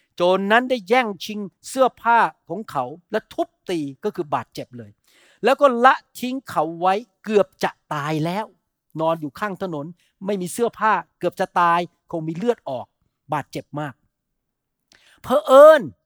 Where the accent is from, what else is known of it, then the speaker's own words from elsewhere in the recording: Thailand; เราที่เป็นคนไทย